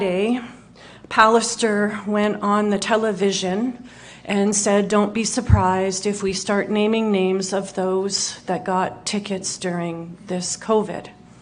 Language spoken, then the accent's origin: English; Winnipeg, Manitoba, Canada; Born and raised in Winnipeg